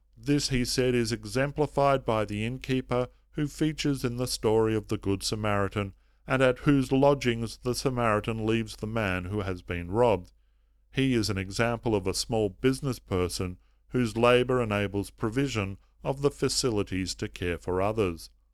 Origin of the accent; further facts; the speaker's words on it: Melbourne, Victoria, Australia; here in my hometown of Melbourne